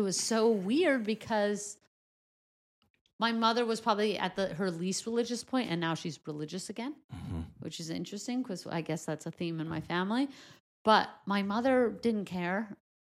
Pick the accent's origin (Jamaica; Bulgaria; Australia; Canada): Canada; moved away as an adult; also born or lived in Crown Heights, New York / Montreal / Toronto; now in Los Angeles, United States; this Canadian constituent of me where I grew up in Canada